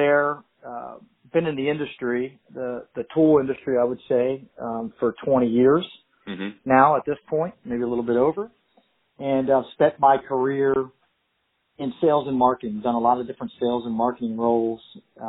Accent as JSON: {"language": "English", "region": "southern New Jersey", "country": "United States", "tie": "born or raised there", "said": "Grew up in southern New Jersey pretty much my whole life."}